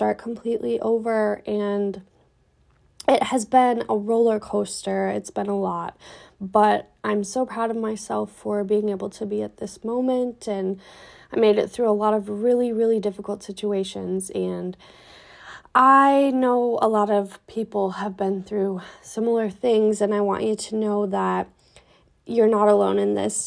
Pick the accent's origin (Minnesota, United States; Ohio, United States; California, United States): Minnesota, United States; Minneapolis; I was born and raised in Minneapolis, and I still live in Minneapolis currently